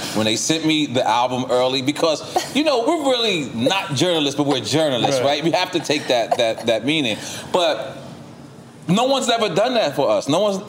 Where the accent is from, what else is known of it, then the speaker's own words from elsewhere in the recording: New York City, New York, United States; I'm from Queens.